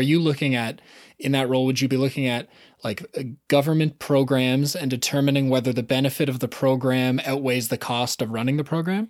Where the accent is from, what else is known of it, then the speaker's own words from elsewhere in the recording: Southern Ontario, Canada; I grew up in Southern Ontario, and so I never had to move more than an hour